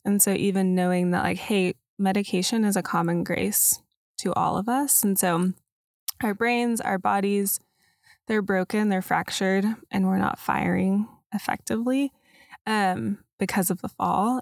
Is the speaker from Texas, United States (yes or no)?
yes; Dallas, Texas, United States; I grew up in Dallas